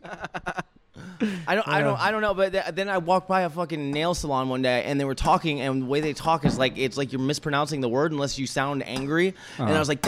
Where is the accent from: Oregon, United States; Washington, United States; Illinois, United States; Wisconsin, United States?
Washington, United States; Seattle; now in Tucson, United States; From Vietnam, but I'm from Seattle